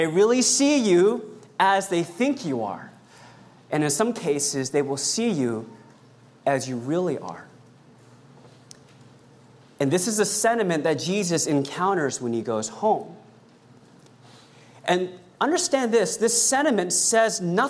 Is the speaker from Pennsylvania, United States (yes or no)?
no; Sacramento, California, United States; my hometown. Sacramento